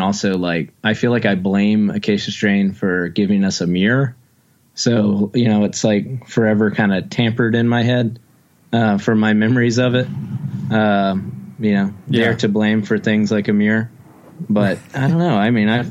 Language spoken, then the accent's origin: English; Wilmington, North Carolina, United States; growing up in Wilmington, North Carolina